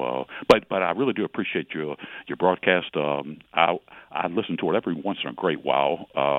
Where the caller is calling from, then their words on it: Portsmouth, Virginia, United States; I'm calling from Portsmouth, Virginia, on WPMH radio.